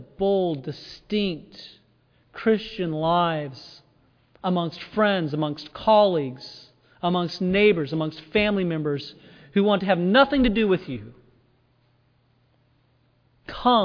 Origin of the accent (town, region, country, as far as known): United States